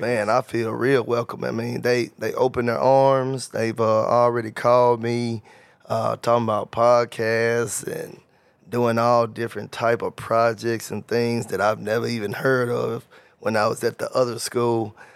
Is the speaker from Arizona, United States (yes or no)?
no; Covington, Tennessee, United States; moved away as an adult; also born or lived in Memphis, Tennessee; I'm from Covington, Tennessee. Graduated from Covington, Tennessee